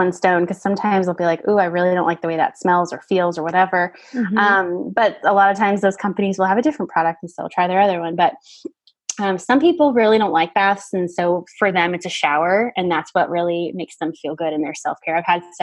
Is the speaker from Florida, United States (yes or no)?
yes; Miami, Florida, United States; I'm from Miami area.